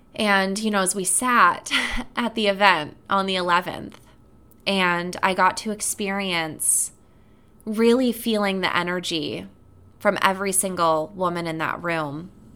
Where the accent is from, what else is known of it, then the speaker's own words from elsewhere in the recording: Sheboygan, Wisconsin, United States; moved away; I was visiting my hometown for the first time in about six years